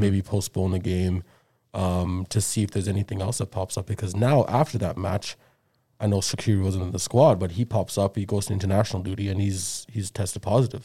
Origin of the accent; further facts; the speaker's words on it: South Africa; moved away; when was growing up in South Africa